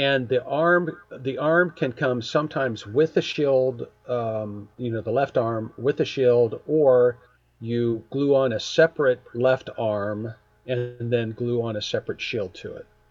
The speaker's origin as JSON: {"language": "English", "town": "Springfield", "country": "United States", "tie": "born or raised there", "said": "born, born and raised in Springfield"}